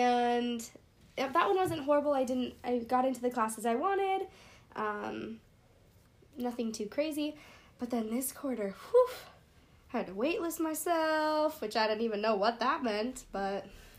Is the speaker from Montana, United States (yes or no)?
yes; Montana, United States; I'm from Montana.